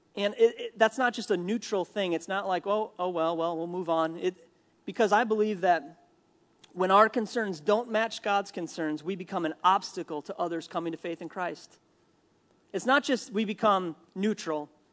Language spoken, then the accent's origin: English; Minnesota, United States; I'm from Minnesota